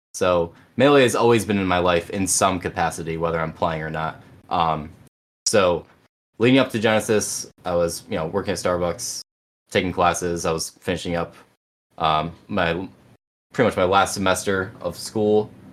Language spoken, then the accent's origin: English; Binghamton, New York, United States; I've kind of just been home my whole life in Binghamton